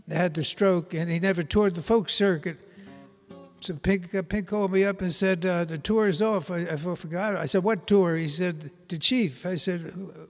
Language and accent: English; New York City, New York, United States; moved away as an adult; I grew up in New York City